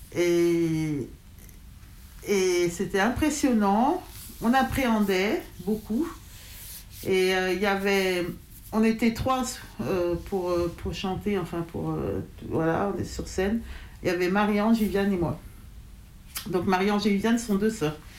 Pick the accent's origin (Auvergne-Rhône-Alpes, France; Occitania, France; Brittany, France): Auvergne-Rhône-Alpes, France; Dardilly; moi j'ai grandi à Dardy